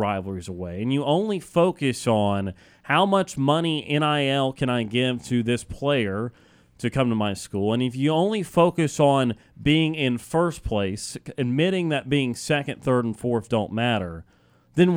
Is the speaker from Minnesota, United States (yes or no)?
no; Birmingham, Alabama, United States; I grew up in Birmingham, Alabama